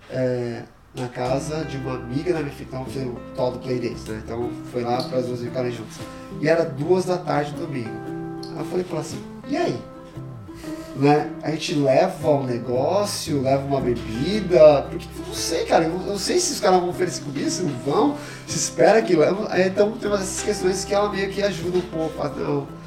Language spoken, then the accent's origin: Portuguese; Brazil; now in Canada; É, eu cresci no Brasil e ela cresceu aqui